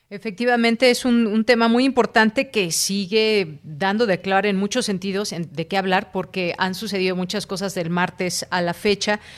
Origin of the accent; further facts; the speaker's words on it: Mexico; como mexicanos